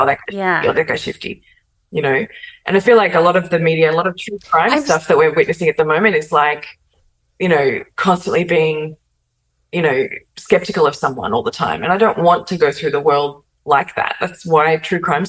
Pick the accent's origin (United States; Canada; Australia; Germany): Australia; as an Australian